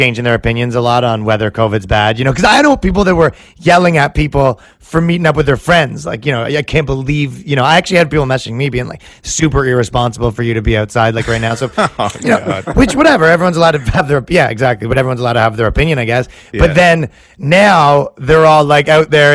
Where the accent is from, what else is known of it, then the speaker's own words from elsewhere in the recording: Toronto, Ontario, Canada; moved away as an adult; now in New York, United States; I'm from Toronto, Canada, but I moved here right before all this stuff